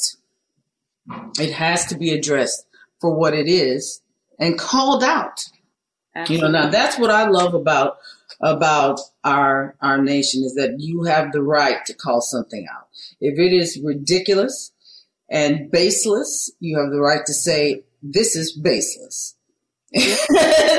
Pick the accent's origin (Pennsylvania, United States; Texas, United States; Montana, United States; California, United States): Texas, United States; Beaumont; I'm from Beaumont, Texas